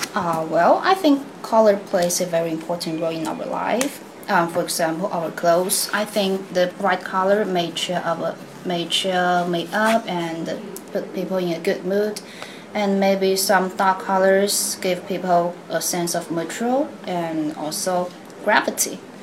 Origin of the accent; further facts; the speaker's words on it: Changsha, Hunan, China; English is a second language; I'm from Changsha.